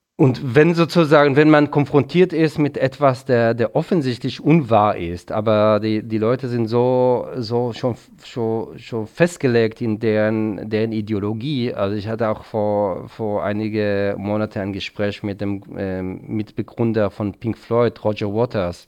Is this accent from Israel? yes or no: yes; Israel; now in Germany; in der Nähe, wo ich aufgewachsen bin